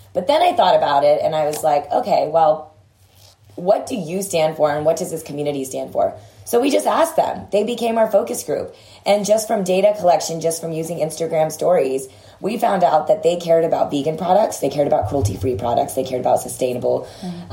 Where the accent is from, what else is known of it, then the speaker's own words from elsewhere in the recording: Texas, United States; I grew up in Texas